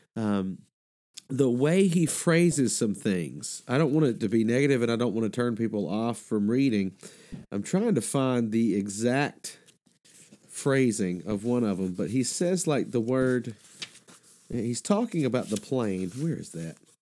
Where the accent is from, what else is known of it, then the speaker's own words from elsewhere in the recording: Mississippi, United States; also born or lived in Alabama; now in Georgia, United States; I grew up in Mississippi and Alabama and now live in Georgia.